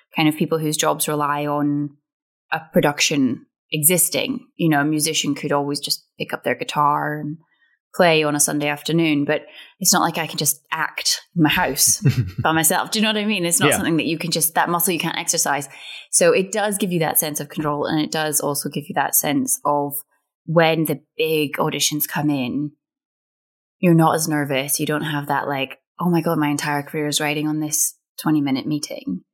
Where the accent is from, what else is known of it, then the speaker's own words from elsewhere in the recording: Scotland, United Kingdom; we grew up on Irvin Welsh, and like getting to kind of be in one of his shows, it felt like I'd ticked a massive kind of Scottish box